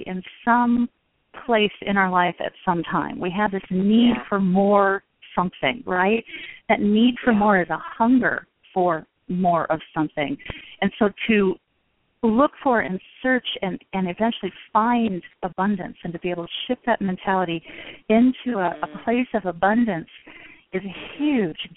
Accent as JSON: {"language": "English", "region": "West Coast", "country": "United States", "moved": "yes", "lives_now": "Midwest, United States", "said": "I'm living in the Midwest now in the United States. I'm originally from the West Coast"}